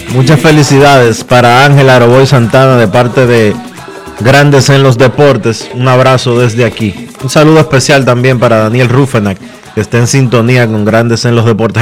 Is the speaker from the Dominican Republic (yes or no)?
yes; Dominican Republic; los dominicanos somos tigres